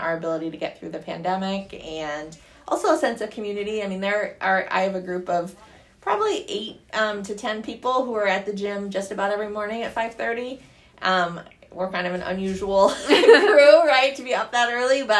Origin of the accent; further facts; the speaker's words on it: Rhode Island, United States; moved away; also born or lived in Pennsylvania; I grew up originally in Rhode Island and then Pennsylvania.